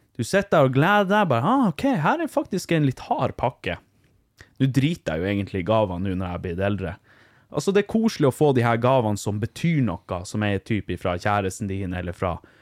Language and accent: Norwegian; Vardø, Finnmark, Norway; Jeg er jo fra Vardø